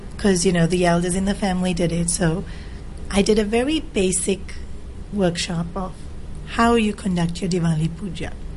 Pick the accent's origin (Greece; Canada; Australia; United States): Australia; moved away as an adult; also born or lived in South Africa / India; now in Hong Kong; I grew up in Australia and in South Africa. Born in Africa, then the whole family migrated to Australia